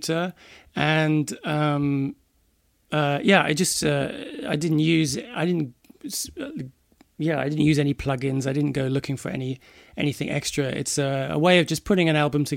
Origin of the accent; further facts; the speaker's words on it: Bedford, East of England, United Kingdom; now in London, United Kingdom; I was born in Bedford, which is about 50 miles north of London, but I've been living in London for the last 24 years